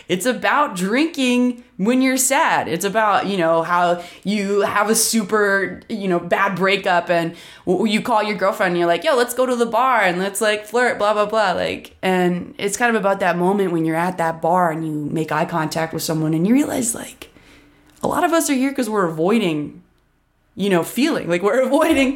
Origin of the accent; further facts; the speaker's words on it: Columbus, Ohio, United States; also born or lived in Washington, D.C.; now in Nashville, United States; I'm originally from Columbus, Ohio, but I actually just moved to Nashville, Tennessee from D.C., where I've been living for a while